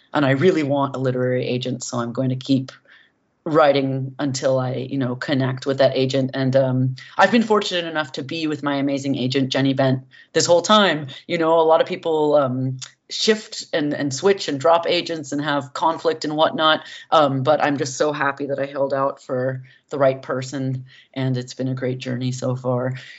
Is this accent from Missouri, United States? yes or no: no; San Francisco Bay Area, California, United States; growing up in the San Francisco Bay Area